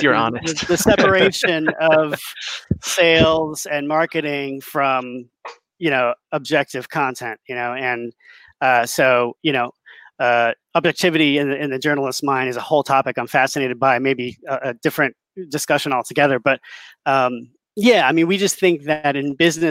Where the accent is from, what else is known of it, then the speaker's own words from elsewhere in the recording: Massachusetts, United States; I was a paper boy growing up in Massachusetts